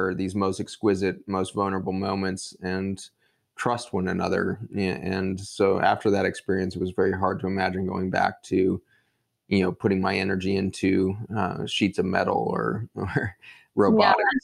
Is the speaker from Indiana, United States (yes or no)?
no; Boulder, Colorado, United States; grew up outside of Boulder, Colorado, and in the housing projects that were outside of Boulder there